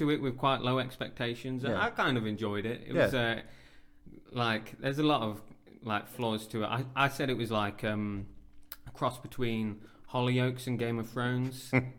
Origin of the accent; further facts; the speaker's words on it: Derbyshire, East Midlands, United Kingdom; moved away as an adult; also born or lived in Birmingham / King's Heath, Birmingham; So, I was born in Birmingham. My family moved when I was about 3 years old to Derbyshire, so I grew up in the countryside. Mm. But then I moved back to King's Heath and lived with my cousin for a couple of years after uni.